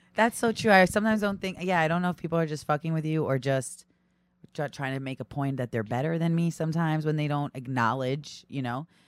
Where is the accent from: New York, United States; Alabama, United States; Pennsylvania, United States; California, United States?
New York, United States; Brooklyn; also born or lived in Long Island, New York / Massachusetts; I grew up in Brooklyn